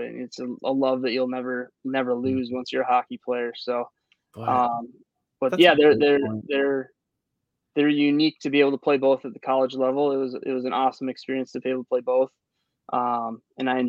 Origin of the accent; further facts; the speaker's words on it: Minnesota, United States; moved away; I grew up in Minnesota. So, I played high school hockey in Minnesota.